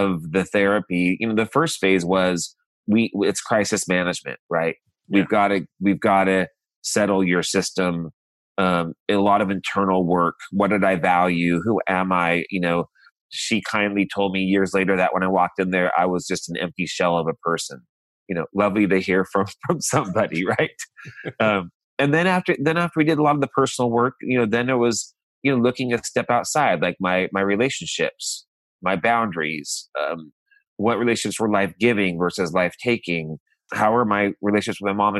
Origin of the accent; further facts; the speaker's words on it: Modesto, California, United States; moved away; I'm from Modesto, California, a small farm town in Central California